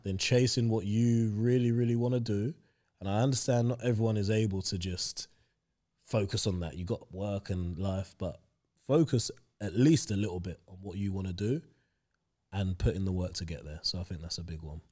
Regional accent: London, United Kingdom; also born or lived in Hampshire; other people that I grew up with in Stoke Newington

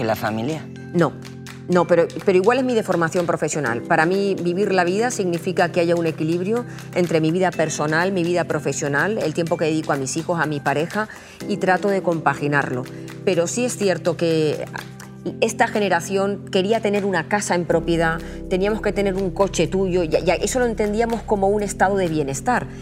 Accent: Aragon, Spain; que soy maña

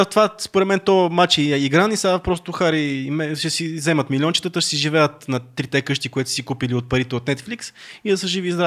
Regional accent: United States; никога не са ме харесвали, защото съм американка, и защото съм разведена, и защото съм нали, по-различна и съм от нали, смесена, смесен происход

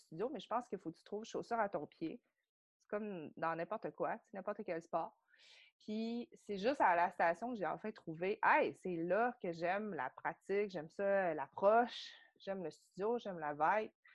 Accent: Saguenay, Quebec, Canada; also born or lived in South Korea; je viens du Saguenay.

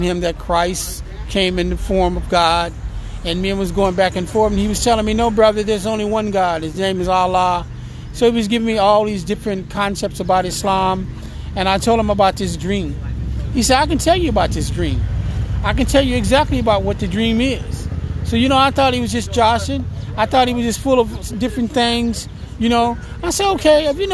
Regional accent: French Camp, California, United States; I was born in Stockton, California, in a small little town called French Camp, California. It's about 5 miles south of Stockton

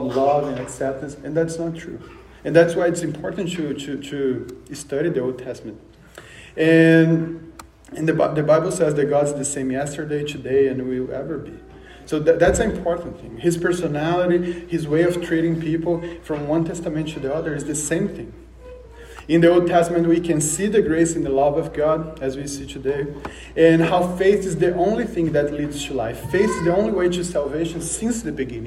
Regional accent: Brazil; moved away; I'm from Brazil, so you might notice the accent

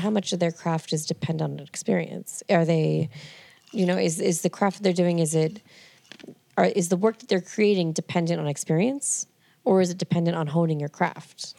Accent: Merrimack, New Hampshire, United States; I grew up in New Hampshire.

